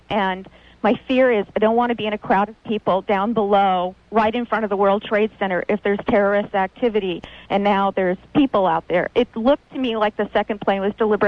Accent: California, United States; I'm from California

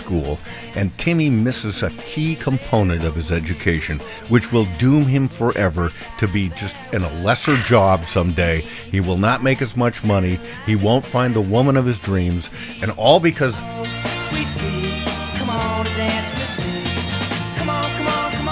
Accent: Seattle, Washington, United States; From Seattle

